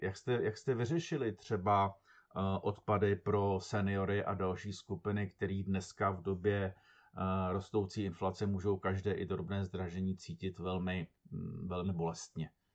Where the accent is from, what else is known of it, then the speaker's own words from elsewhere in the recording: Teplice, Ústí nad Labem Region, Czechia; jsem z Teplic